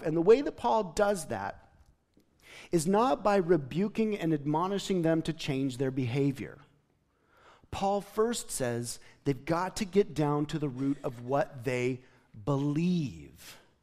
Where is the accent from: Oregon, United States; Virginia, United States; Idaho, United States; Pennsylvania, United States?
Idaho, United States; Gooding; moved away; I was from Gooding High School